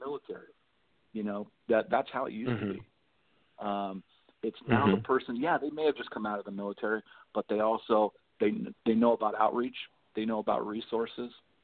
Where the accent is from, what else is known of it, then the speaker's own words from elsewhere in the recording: Lawndale, California, United States; I grew up here in the South Bay. And I grew up in Lawndale